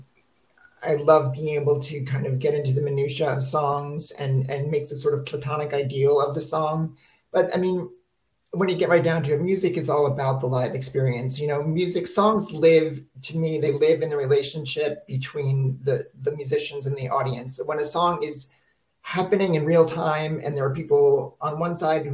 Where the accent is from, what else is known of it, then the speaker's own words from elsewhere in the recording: New Jersey, United States; moved away; I grew up in New Jersey